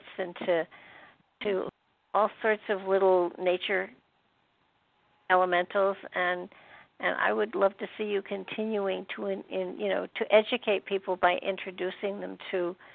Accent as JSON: {"language": "English", "region": "New York", "country": "United States", "also_born_or_lived": "Michigan", "moved": "as an adult", "said": "I was from New York."}